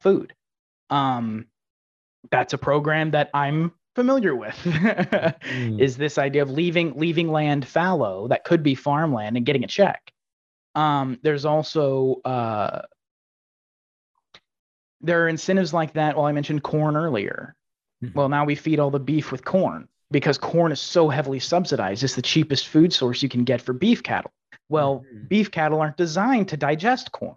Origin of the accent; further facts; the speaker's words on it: Texas, United States; I grew up in Texas